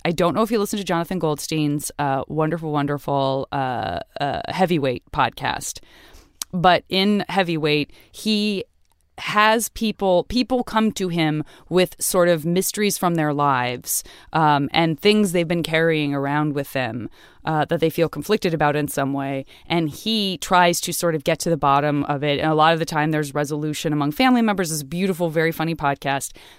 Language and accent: English; Tucson, Arizona, United States; I'm from Tucson